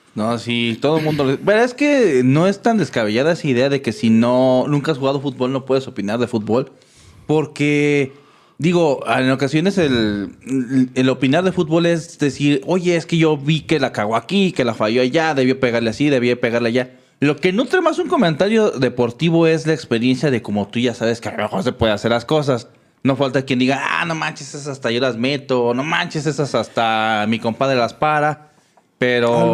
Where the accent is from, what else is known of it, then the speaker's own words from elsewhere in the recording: Mexico; Soy mexicano